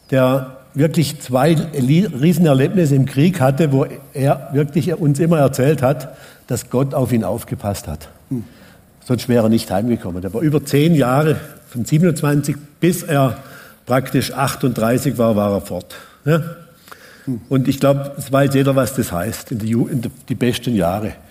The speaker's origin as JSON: {"language": "German", "region": "Baden-Württemberg", "country": "Germany", "tie": "born or raised there", "said": "ich bin mit sieben Geschwistern aufgewachsen und auf dem Hof im Hotzewald, also wegen dem Rie. Wir schauen eigentlich von meinem Haus aus, wenn ich aufgewachsen bin, direkt in die Schweizer Alpen."}